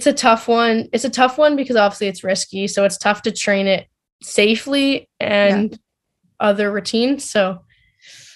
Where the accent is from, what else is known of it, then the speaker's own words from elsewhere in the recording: Saskatchewan, Canada; I'm from Saskatchewan, so it's good to see my family and good to see friends and people that I grew up